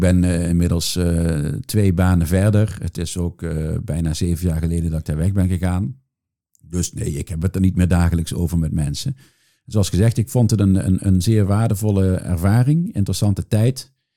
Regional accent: Netherlands; now in Brussels, Belgium; ik ben Nederlander, maar ik loop hier rond voor een Amerikaans bedrijf.

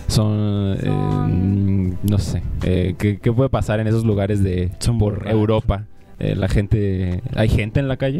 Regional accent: Mexico; nosotros los mexicanos

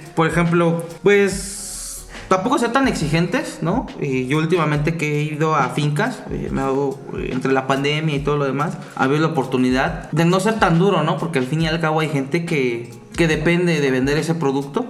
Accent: Puebla, Mexico; como el poblano que soy

